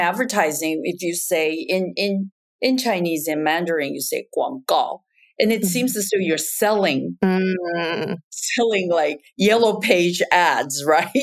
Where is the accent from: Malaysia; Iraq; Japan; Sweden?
Japan; moved away as an adult; also born or lived in Taiwan; now in United States; I was actually born and raised in Japan and then went back to Taiwan for college and then came to the United States uh, for grad school